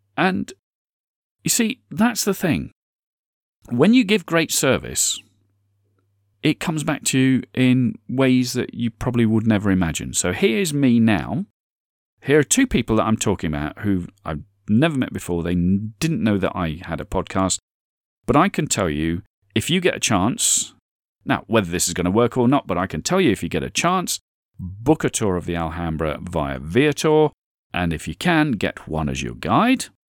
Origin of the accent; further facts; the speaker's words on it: United Kingdom; I'm British